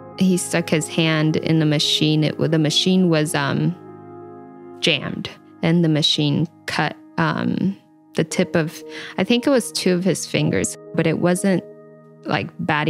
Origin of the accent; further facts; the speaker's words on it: Washington, United States; born there; also born or lived in Idaho; I was born in Washington State, and my parents picked fruits and other crops like potatoes. We would move between Washington State and Idaho back and forth.